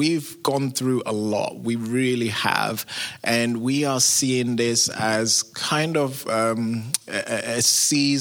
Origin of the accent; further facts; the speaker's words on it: London, United Kingdom; moved away as an adult; now in United States; you can tell I'm not from America, originally from England, London